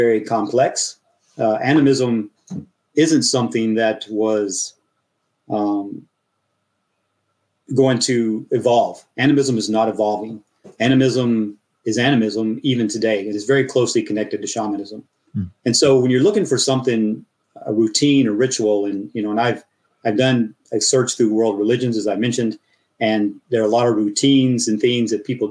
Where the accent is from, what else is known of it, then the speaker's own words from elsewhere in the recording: mountains of Tennessee and Texas, United States; moved away as an adult; also born or lived in Florida; now in Russia; I grew up in the mountains of Tennessee and in Texas